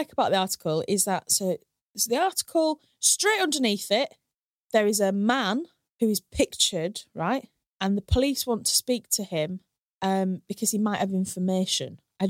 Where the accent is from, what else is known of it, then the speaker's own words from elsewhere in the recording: Hull, Yorkshire and the Humber, United Kingdom; obviously I grew up in Hull, but all the people that I went to school with that grew up in Hornsey, they like think they could game the system